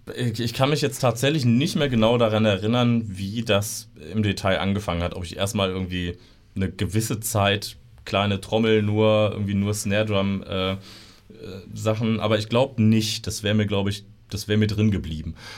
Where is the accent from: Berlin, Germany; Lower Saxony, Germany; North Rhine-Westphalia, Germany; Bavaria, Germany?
Lower Saxony, Germany; Osterode am Harz; bin hier geboren in Osterode und bin äh, im, im Umland aufgewachsen